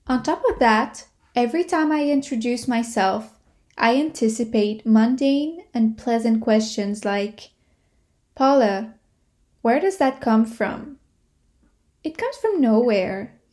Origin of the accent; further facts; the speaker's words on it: Quebec City, Quebec, Canada; also born or lived in Montreal; I tell people I come from Quebec, that I was born in Montreal and grew up in Quebec City